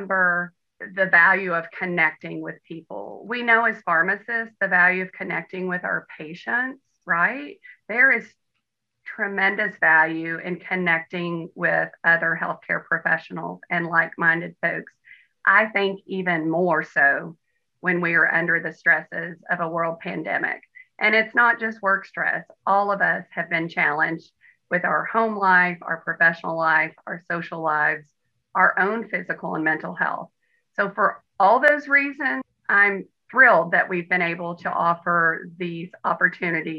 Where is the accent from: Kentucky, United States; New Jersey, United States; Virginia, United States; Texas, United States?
Kentucky, United States; Western; I'm from Western Kentucky